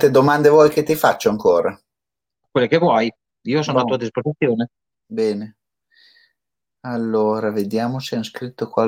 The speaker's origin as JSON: {"language": "Italian", "town": "Dosso", "region": "Emilia-Romagna", "country": "Italy", "tie": "born or raised there", "accent": "S of Dosso", "moved": "yes", "said": "Io ho la S di dosso. Ah, scusa, John. eh, io vengo dal dosso"}